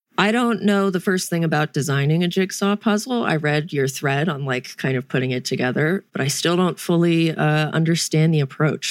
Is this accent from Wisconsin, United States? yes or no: no; North Carolina, United States; growing up in North Carolina